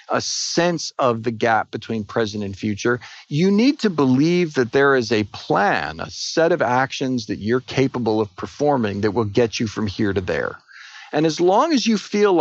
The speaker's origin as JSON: {"language": "English", "town": "Edison", "region": "New Jersey", "country": "United States", "tie": "born or raised there", "moved": "yes", "lives_now": "Austin, United States", "said": "I grew up in Edison, New Jersey."}